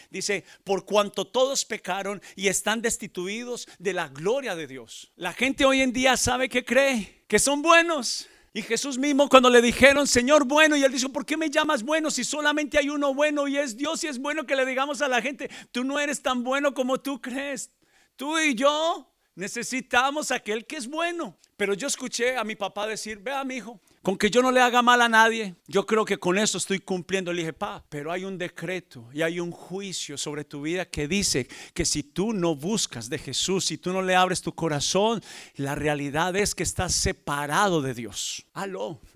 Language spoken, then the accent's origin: Spanish; Colombia; En mi país, Colombia, las iglesias están creciendo